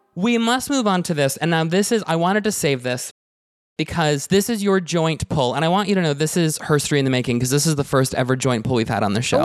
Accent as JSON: {"language": "English", "country": "Canada", "said": "me being Canadian"}